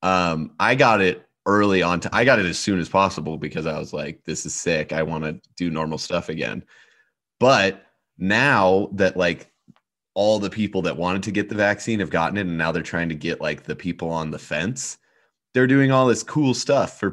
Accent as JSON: {"language": "English", "region": "Montana", "country": "United States", "said": "I'm from Montana"}